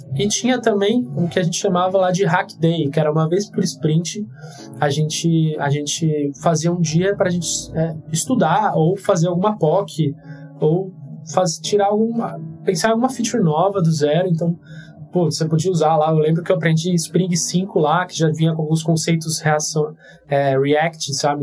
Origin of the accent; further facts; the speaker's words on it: Santos, São Paulo, Brazil; moved away as an adult; also born or lived in Campinas; eu sou de Santos